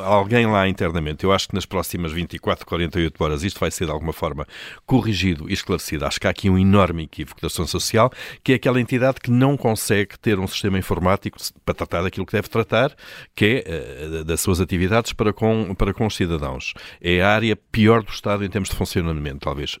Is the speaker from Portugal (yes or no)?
yes; Viseu, Centro, Portugal; da minha terra, de Viseu.